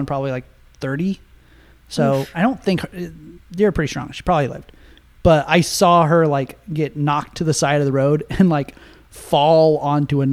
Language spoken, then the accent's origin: English; Nebraska, United States; I'm from Nebraska